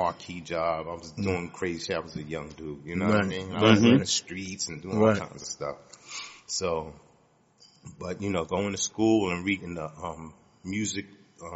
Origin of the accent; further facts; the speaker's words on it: New York City, New York, United States; I'm from Queens